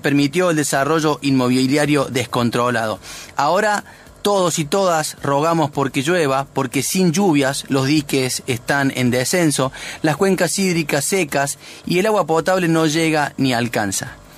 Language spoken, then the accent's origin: Spanish; Sierras Chicas, Córdoba, Argentina; Como vecino nacido y criado en las Sierras Chicas